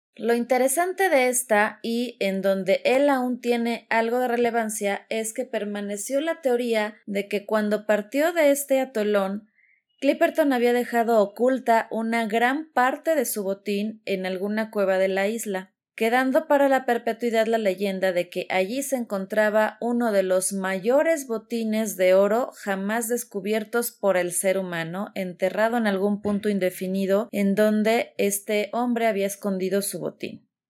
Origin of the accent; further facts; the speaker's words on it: Mexico; mi país